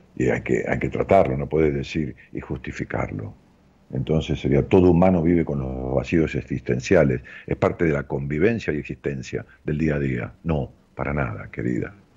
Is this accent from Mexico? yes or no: no; Ramos Mejía, Buenos Aires Province, Argentina; mi pueblo, de allá de Ramos Mejía, donde yo nací.